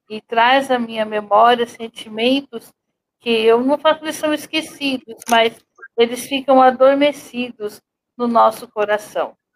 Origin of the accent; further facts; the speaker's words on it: Guarulhos, São Paulo, Brazil; now in Arujá, Brazil; Então, eu vim de Guarulhos, logo eu deixei de andar, eu já vim morar em Arujá, já numa cadeira de rodas.